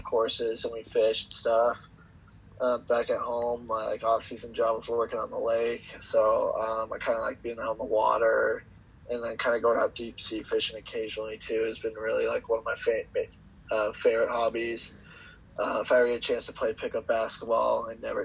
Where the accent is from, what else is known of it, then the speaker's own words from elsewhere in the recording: California, United States; I'm from California